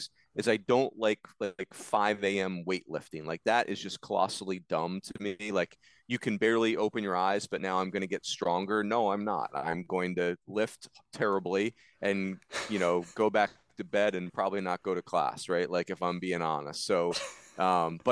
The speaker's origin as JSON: {"language": "English", "town": "Philadelphia", "region": "Pennsylvania", "country": "United States", "tie": "born or raised there", "said": "I grew up in the Philadelphia area"}